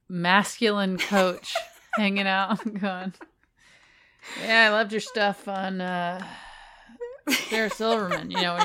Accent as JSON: {"language": "English", "country": "Ireland", "said": "Stephanie and I are both Irish."}